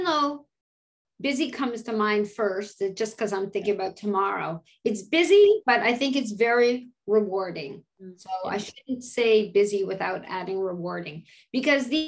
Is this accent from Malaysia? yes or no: no; Canada; moved away as an adult; now in United States; being a Canadian and coming to the States and seeing patients